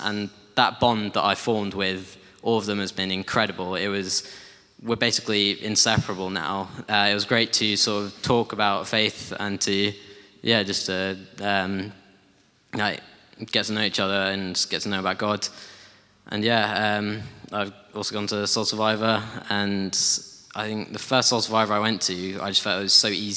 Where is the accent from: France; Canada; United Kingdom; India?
United Kingdom; Guildford, South East England; also born or lived in Hull / United States; And been living in Guildford ever since.